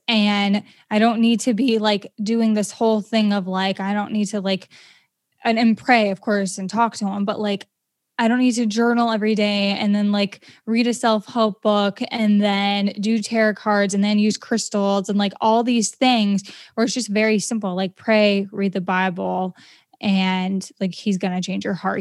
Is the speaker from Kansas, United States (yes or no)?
no; Maine, United States; I'm from Maine